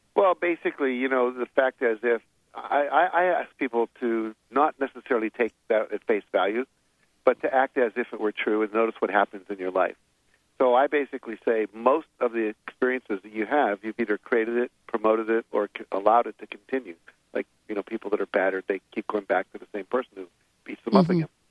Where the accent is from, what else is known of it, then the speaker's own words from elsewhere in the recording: West Virginia, United States; I grew up in West Virginia